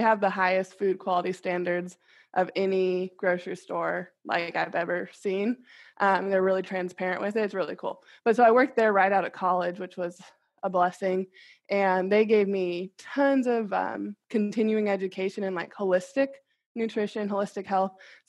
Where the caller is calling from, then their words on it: Kansas City, United States; I'm 29 to get practice doing it. I'm calling in from Kansas City.